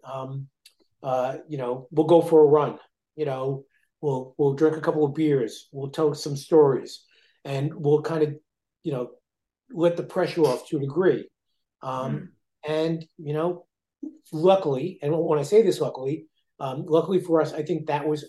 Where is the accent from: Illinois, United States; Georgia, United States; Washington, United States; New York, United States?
New York, United States; I'm a New Yorker. You know, I came from New York